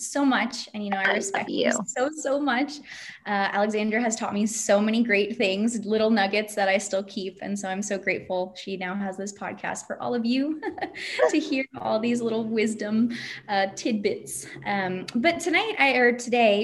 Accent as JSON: {"language": "English", "country": "United States", "moved": "as an adult", "said": "when I lived in the States"}